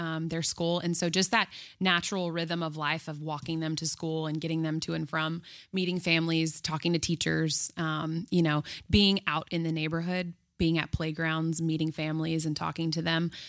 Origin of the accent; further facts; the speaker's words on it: Houston, Texas, United States; moved away as an adult; now in New York City, United States; We are from Houston originally